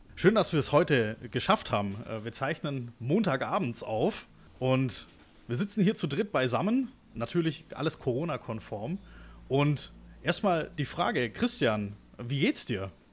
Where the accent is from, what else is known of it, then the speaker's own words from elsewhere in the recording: Stuttgart, Baden-Württemberg, Germany; moved away as an adult; ich bin ja auch gebürtiger Stuttgarter, habe da über 20 Jahre gewohnt